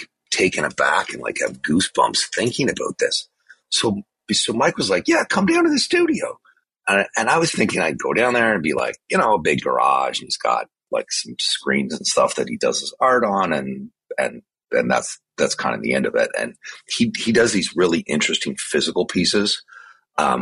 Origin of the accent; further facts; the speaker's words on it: Canada; where I grew up in Canada